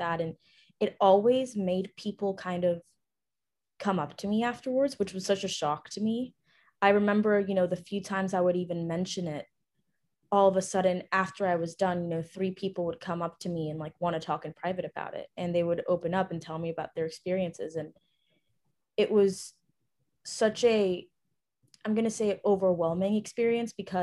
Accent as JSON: {"language": "English", "country": "Ecuador", "tie": "born or raised there", "said": "I was actually born and raised in Ecuador, South America."}